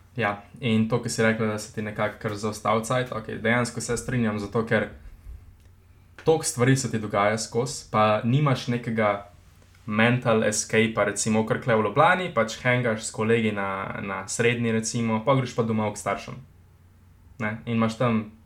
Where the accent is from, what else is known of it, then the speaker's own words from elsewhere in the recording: Slovenia; Slovenci smo